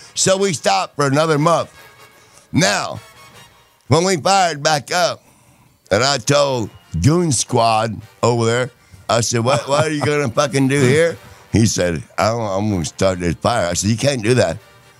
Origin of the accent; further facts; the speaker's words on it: Indiana, United States; I'm from Indiana, and my fucking snatch is burning.